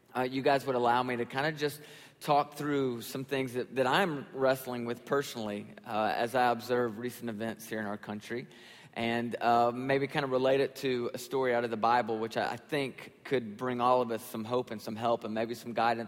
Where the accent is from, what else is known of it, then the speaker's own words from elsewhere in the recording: Nashville, Tennessee, United States; I'm actually from Nashville and grew up in Nashville and pastor a church there in Nashville.